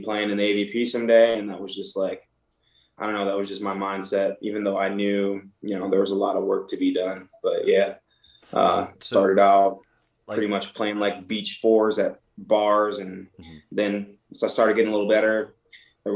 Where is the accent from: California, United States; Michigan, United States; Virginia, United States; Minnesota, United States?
Michigan, United States; So I'm originally from Michigan, so I played a lot of hockey growing up